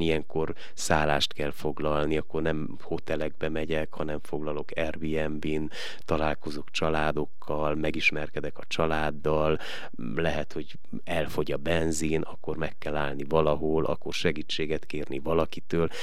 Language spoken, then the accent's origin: Hungarian; Miercurea Ciuc, Harghita County, Romania; moved away as an adult; now in Veszprém, Hungary; én Erdélyből jövök, és gyönyörű környezetből